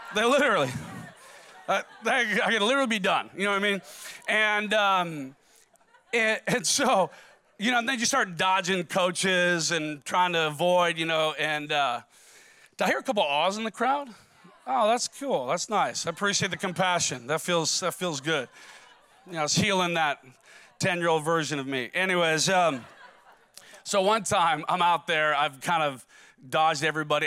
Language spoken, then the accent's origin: English; Minnesota, United States; I'm from Minnesota